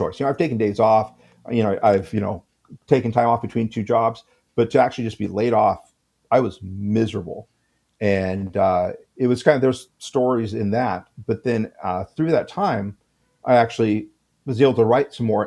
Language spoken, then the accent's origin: English; United States